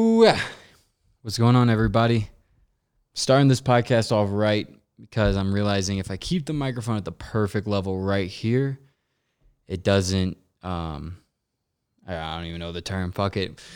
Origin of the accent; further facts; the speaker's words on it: Missouri, United States; moved away as an adult; also born or lived in Los Angeles; we're all from Missouri